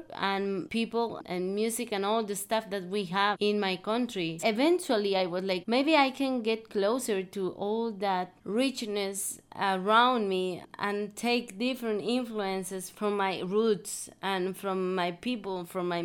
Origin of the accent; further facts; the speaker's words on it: Veracruz, Mexico; I grew up in Veracruz. I live in Veracruz